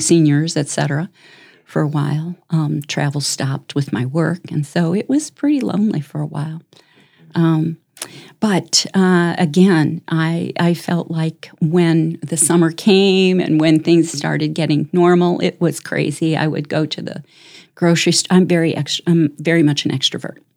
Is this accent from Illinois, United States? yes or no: yes; Chicago, Illinois, United States; moved away as an adult; also born or lived in Tennessee / Denver / South Dakota; now in Brandon, South Dakota, United States; I grew up in Chicago